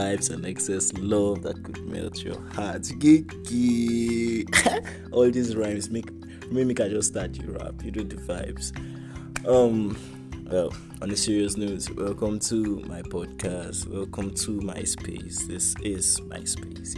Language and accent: English; Jos, Plateau, Nigeria; also born or lived in Abuja; I am from Jos Plateau State, from Jos South. Precisely, I am Birom